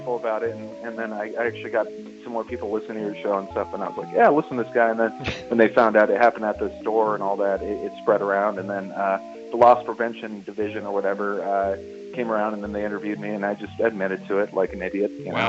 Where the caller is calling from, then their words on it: Las Vegas, Nevada, United States; From Las Vegas, Nevada.